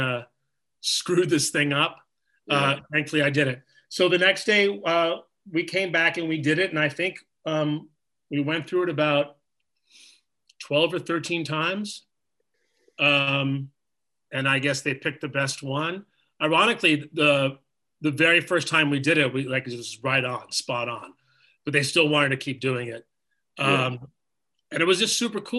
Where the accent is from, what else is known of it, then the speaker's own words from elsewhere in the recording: New York, United States; growing up in New York when I was like 5 or 6